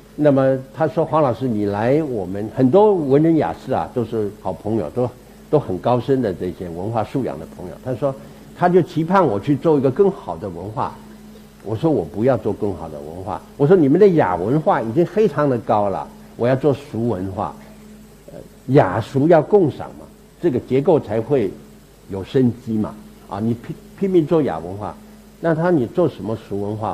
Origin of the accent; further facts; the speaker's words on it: Taiwan; also born or lived in Meizhou, Guangdong (ancestral); 我到台湾是第八代，第八代，我的开台，我来台的第一代这个祖先叫做梅申公